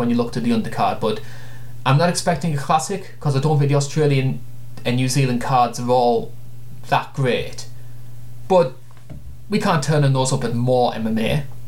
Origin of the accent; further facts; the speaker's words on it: United Kingdom; As a Brit